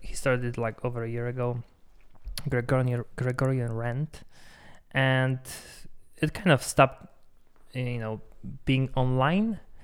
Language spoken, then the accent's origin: English; Poland; accent: Polish; English is a second language; now in Denver, United States; I'm Polish, as you can tell probably if I'm by my accent